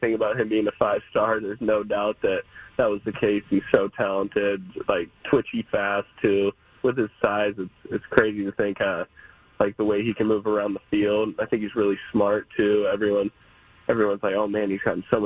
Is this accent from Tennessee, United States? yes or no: no; Oregon, United States; moved away as an adult; being a kid growing up here